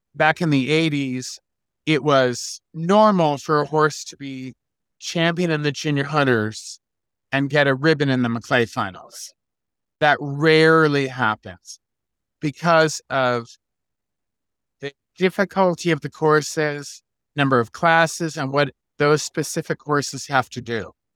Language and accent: English; Locust Valley, New York, United States; now in California, United States; I grew up in Locust Valley, New York